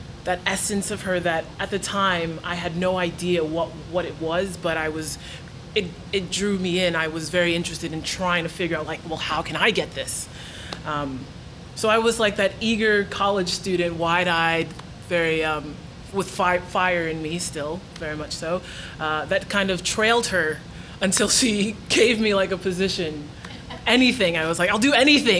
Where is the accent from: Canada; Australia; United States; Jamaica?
United States; New York; I grew up in New York, so, you know, Broadway, 42nd Street was just around the corner